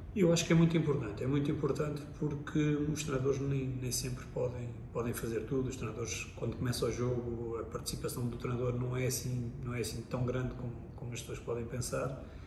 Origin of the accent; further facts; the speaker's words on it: Lisbon, Portugal; cresci em Lisboa, porque sou de Lisboa